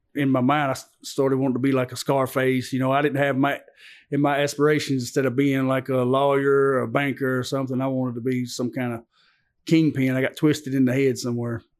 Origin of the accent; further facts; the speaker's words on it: Antioch, United States; also born or lived in Dalton, Georgia; I grew up right here in Antioch